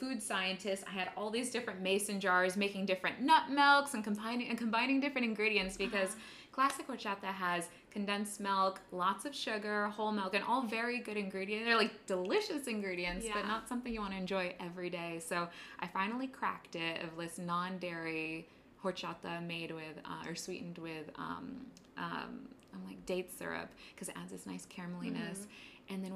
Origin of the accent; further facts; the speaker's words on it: San Diego, California, United States; moved away as an adult; now in New York City, United States; I grew up in San Diego, California